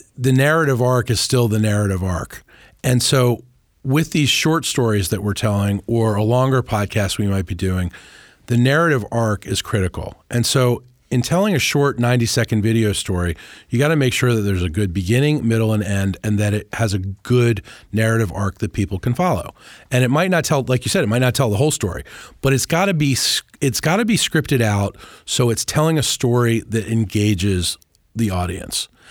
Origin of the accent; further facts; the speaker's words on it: Washington, District of Columbia, United States; also born or lived in New Orleans; I grew up in the Washington and D C area